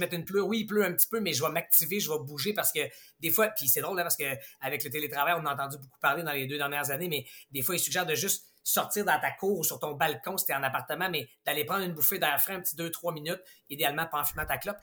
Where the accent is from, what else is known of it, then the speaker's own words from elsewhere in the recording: Quebec, Canada; on est tellement chanceux d'avoir quatre saisons ici chez nous au Québec